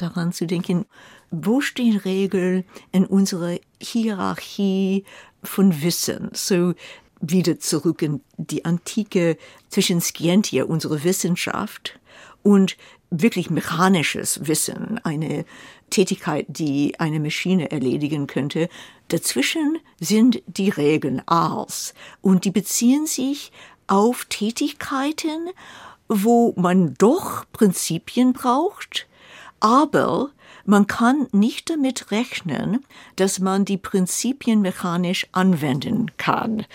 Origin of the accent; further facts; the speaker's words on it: United States; now in Germany; ich als Amerikanerin